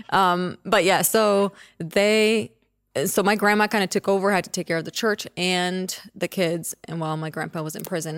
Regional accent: Czechia; moved away; I was born in the Czech Republic, which was a communist country at that time. And so until I was ten, that's what it was.

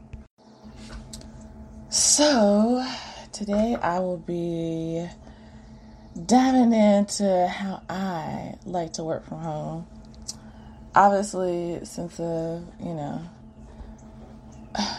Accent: Greensboro, North Carolina, United States; now in Atlanta, United States; I was working from home in my hometown, Greensboro

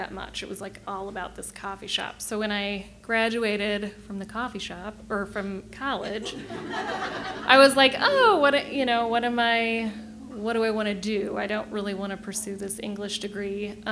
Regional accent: Kansas City, Missouri, United States; moved away as an adult; also born or lived in Chicago / northern Michigan; now in Michigan, United States; I grew up in Kansas City, Missouri, not Michigan.

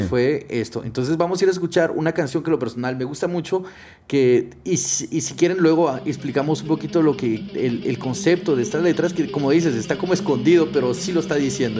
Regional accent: Guatemala; moved away; also born or lived in Mexico; yo nací en Guatemala, crecí en Guatemala, un poco viví en México

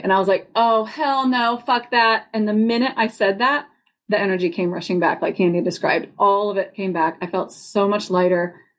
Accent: Roanoke, Virginia, United States; I was born in Roanoke, Virginia

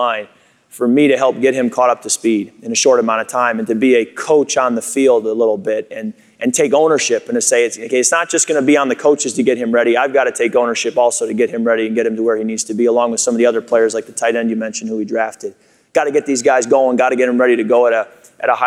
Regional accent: Chicago, Illinois, United States; moved away; also born or lived in Michigan; I grew up in Chicago originally before moving to Michigan, so I was a Bear fan growing up.

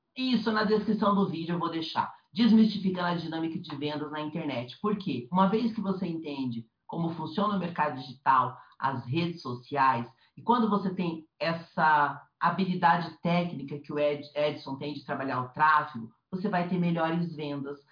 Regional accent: Curitiba, Paraná, Brazil; moved away as an adult; now in São Paulo, Brazil; Eu saí de Curitiba, né, que é a cidade que eu fui criada anos e anos

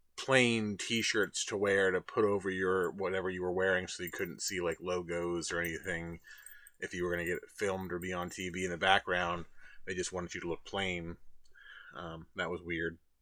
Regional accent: Trenton, New Jersey, United States; I was from Trenton

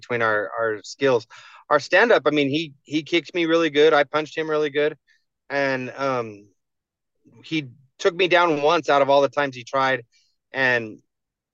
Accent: New Mexico, United States; my home state

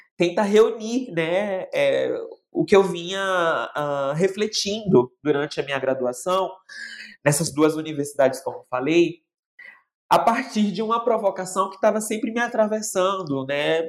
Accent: Northeast Region, Brazil; now in São Paulo, Brazil; E depois eu vou para o Nordeste, porque eu preciso também dar esse retorno para minha terra natal

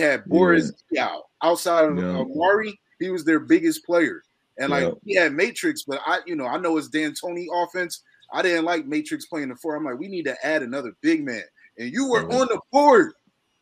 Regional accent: Philadelphia, Pennsylvania, United States; I grew up in Philly.

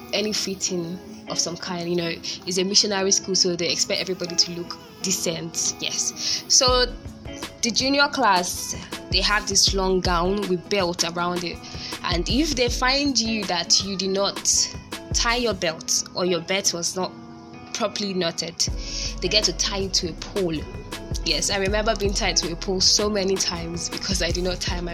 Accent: Lagos, Nigeria; I went to an only-girl school. Methodist Girls High School, Lagos

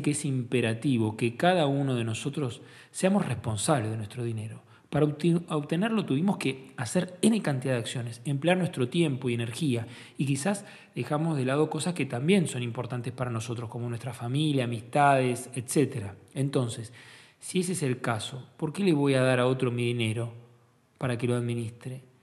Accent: Argentina

